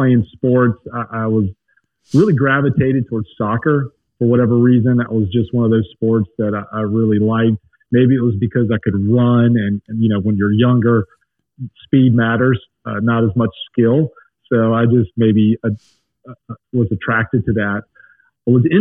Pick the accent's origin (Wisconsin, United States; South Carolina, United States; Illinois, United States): South Carolina, United States; Lake Wylie; also born or lived in St. Louis, Missouri; now in North Carolina, United States; grew up across the border, went to South Carolina schools